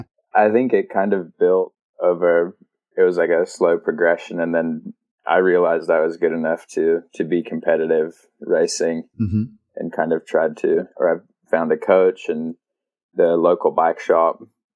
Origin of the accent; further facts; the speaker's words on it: Australia; now in United States; I grew up there and was like, I'm Australian, but and my accent used to be a lot stronger, but now I've been, spent too much time over in the States, I think.